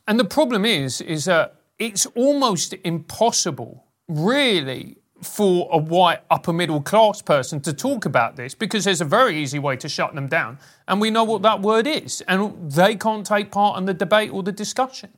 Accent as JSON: {"language": "English", "region": "London", "country": "United Kingdom", "tie": "born or raised there", "said": "when I grew up in South London"}